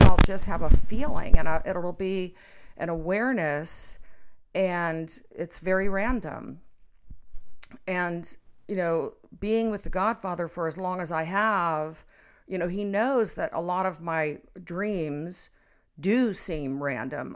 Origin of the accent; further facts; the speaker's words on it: Cincinnati, Ohio, United States; also born or lived in Florida; I was about six years old, and we moved from Florida to Cincinnati